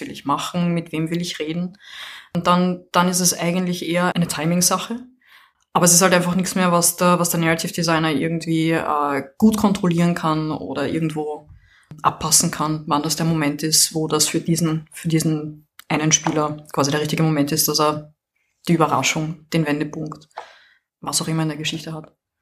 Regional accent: Vienna, Austria; now in France; ich komme aus Wien, wohne jetzt in Frankreich

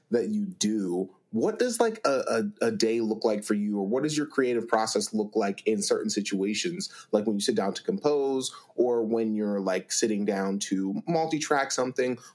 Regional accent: Akron, Ohio, United States; I'm from Akron.

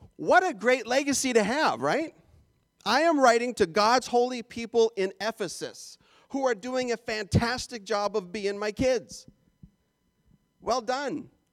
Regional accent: Canada; moved away; I'm Canadian

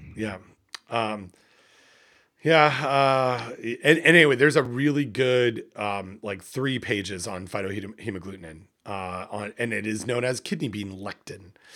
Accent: Canada; here in Canada, and I'm a Canadian

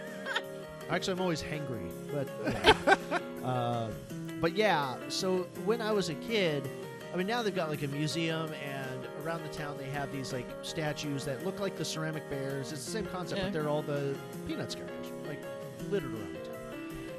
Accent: Santa Rosa, California, United States; I'm from Santa Rosa, California

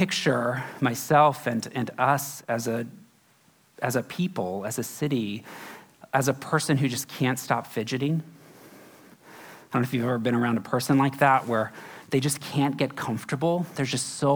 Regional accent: Florida, United States; also born or lived in Kentucky / Texas; now in San Francisco, United States; I grew up in Florida

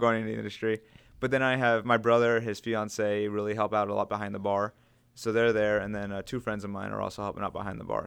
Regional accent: Gaithersburg, Maryland, United States; I'm originally from Montgomery County, uh, so we're still living in Gaithersburg, which is where I originally grew up

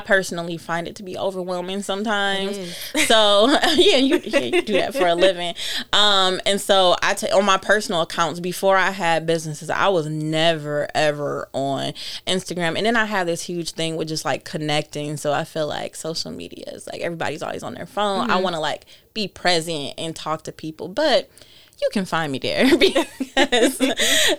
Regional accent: Detroit, Michigan, United States; moved away as an adult; also born or lived in Chicago; I'm born and raised in Detroit

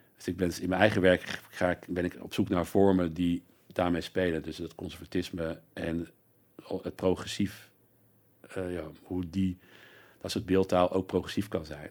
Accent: North Brabant, Netherlands; ik kom uit Brabant eh, eh, ook. En dus ik zag al vanaf jongs af aan eh, carnaval.

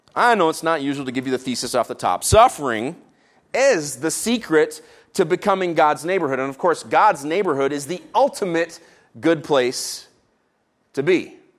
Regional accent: Canada; I tried to speak the French I learned in our Canadian school system

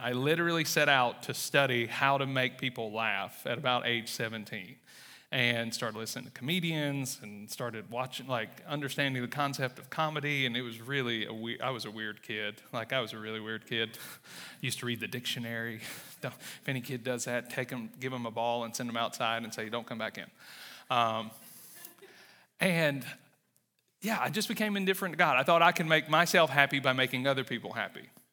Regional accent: Wesson, Mississippi, United States; accent: Southern; moved away as an adult; also born or lived in Louisiana / Texas / Iraq; I was born and raised in Mississippi

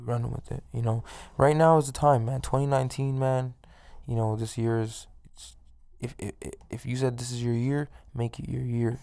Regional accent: Toronto, Ontario, Canada; now in Edmonton, Canada; I'm from, like, inner city Toronto, I'm from East York

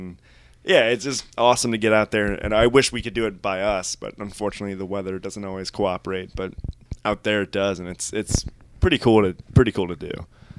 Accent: Washington, District of Columbia, United States; We're like, "No, we're from like D.C."

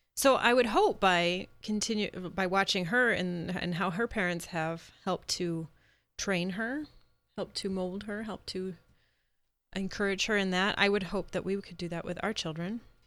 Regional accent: Midwest, United States; I'm from the Midwest. I'm a proud Midwesterner

